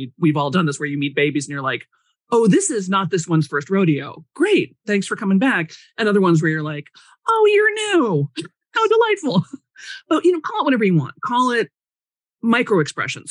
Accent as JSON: {"language": "English", "town": "Chicago", "region": "Illinois", "country": "United States", "tie": "born or raised there", "said": "growing up in Chicago"}